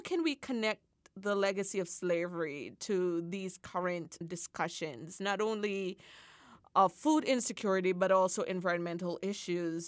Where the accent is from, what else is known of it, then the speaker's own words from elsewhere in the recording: Jamaica; moved away; as a Jamaican